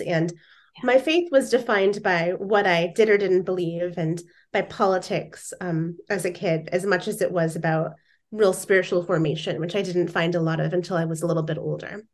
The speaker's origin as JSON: {"language": "English", "region": "Indiana", "country": "United States", "tie": "born or raised there", "moved": "as an adult", "lives_now": "Seattle, United States", "said": "I grew up in Indiana, so I'm from the Midwest."}